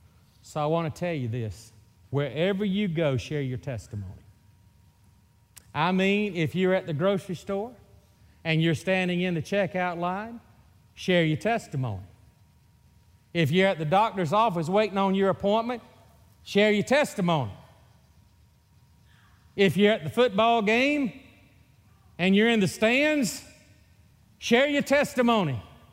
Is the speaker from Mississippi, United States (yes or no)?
yes; Mississippi, United States; accent: Mississippi; I'm from Mississippi. You're going to get so used to this Mississippi accent that you're going to say, man, that is a hillbilly from Mississippi.